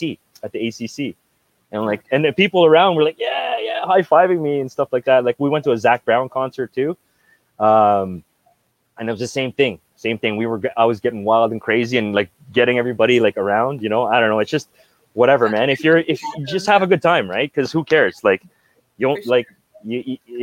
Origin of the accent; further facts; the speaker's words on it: Brampton, Ontario, Canada; also born or lived in Philippines; I grew up like in Brampton